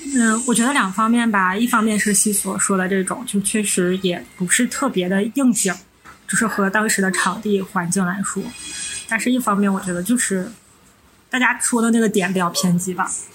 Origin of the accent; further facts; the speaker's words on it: Northeast China, China; 我们是三个来自东北的ladies